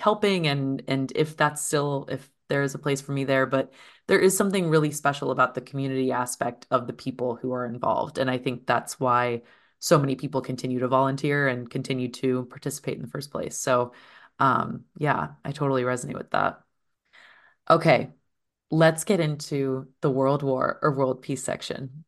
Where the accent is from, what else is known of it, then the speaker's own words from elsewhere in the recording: eastern Iowa, United States; moved away; my hometown is a very small place in eastern Iowa